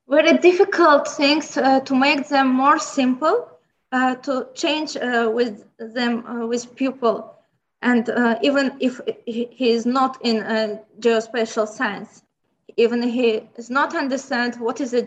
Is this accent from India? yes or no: no; Baku, Azerbaijan; first language Azerbaijani and Lezgi; English is a second language; In Baku, Baku City, capital of Azerbaijan Republic, and my hometown